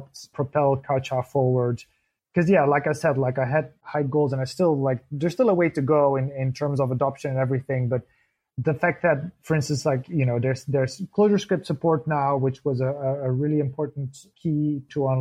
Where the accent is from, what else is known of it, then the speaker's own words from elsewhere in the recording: Belgium; moved away as an adult; now in Berlin, Germany; I'm from Belgium originally, but I've been based in Berlin for 6-7 years.